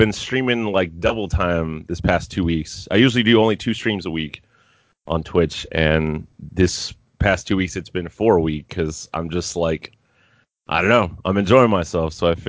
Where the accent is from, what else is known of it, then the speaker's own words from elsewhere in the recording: Miami, Florida, United States; I was born and raised in Miami, Florida, and I grew up with hurricanes as a regular part of life every year.